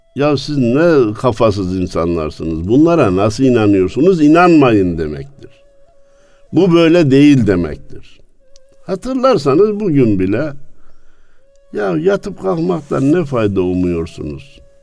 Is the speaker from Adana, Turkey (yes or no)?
no; Kayseri Province, Turkey; memleketim olan Kayseri'den